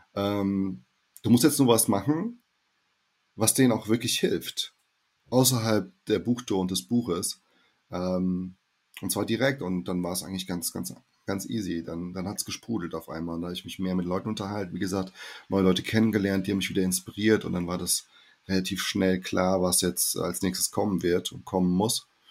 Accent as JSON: {"language": "German", "region": "Hesse", "country": "Germany", "also_born_or_lived": "Brazil", "said": "Ich spreche ja irgendwie Hochdeutsch, ja, ähm, als Hesse"}